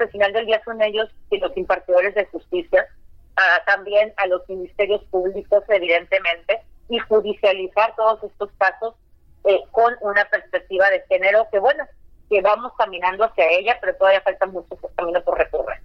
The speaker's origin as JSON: {"language": "Spanish", "region": "Baja California", "country": "Mexico", "said": "como primera gobernadora de mi estado"}